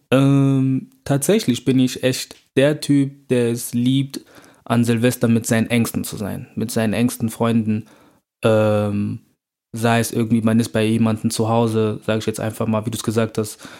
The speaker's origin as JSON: {"language": "German", "town": "Bonn", "region": "North Rhine-Westphalia", "country": "Germany", "tie": "born or raised there", "moved": "as an adult", "lives_now": "Cologne, Germany", "said": "ich bin in Bonn aufgewachsen"}